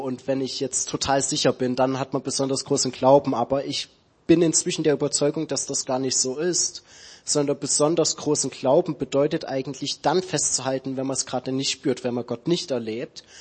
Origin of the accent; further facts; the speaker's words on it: Dresden, Saxony, Germany; moved away; ich komme aus Dresden ursprünglich, also in Sachsen